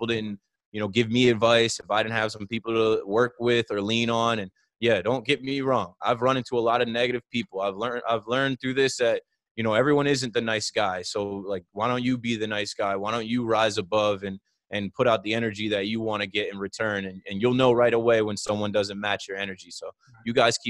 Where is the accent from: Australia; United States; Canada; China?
United States; Jersey Shore, New Jersey; where I'm from in the Jersey Shore area